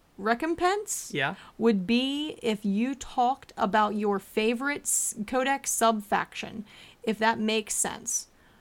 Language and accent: English; Alberta, Canada; Then you said I was from Ontario, and that, sir, I cannot abide. I am from Alberta. I work for a living.